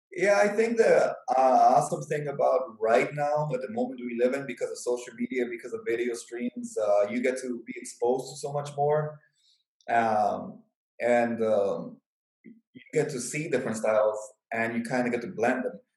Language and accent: English; Chicago, Illinois, United States; moved away as an adult; I'm originally from Chicago